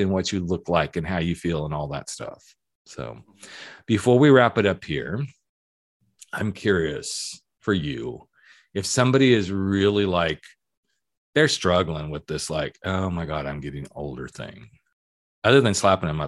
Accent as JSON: {"language": "English", "region": "the South", "country": "United States", "tie": "born or raised there", "said": "I was born in the South"}